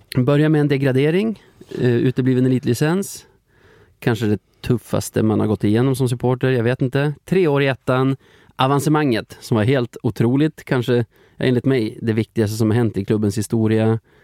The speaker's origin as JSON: {"language": "Swedish", "town": "Flurkmark", "region": "Västerbotten County", "country": "Sweden", "tie": "born or raised there", "moved": "yes", "said": "jag kommer från Flurkmark"}